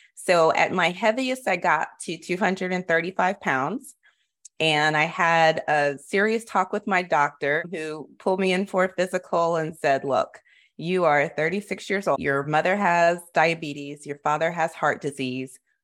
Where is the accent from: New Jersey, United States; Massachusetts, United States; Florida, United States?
Florida, United States; I grew up in Florida